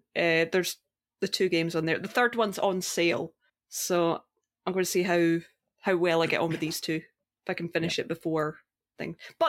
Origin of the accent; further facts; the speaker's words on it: Australia; I'm Australian.